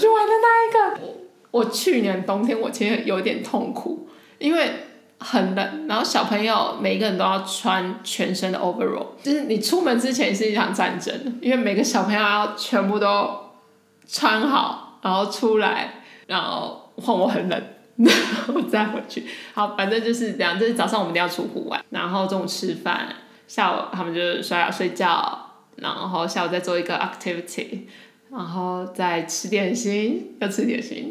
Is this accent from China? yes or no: no; Taiwan; moved away as an adult; now in Zurich, Switzerland; 我在台湾的家，就是我们的大家庭，其实就是一个很爱过节的家庭